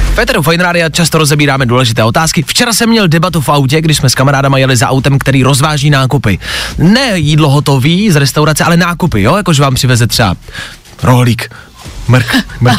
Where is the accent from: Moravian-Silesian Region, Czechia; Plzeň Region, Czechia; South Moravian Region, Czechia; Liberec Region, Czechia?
Plzeň Region, Czechia; Plzeň; Já jsem z Plzně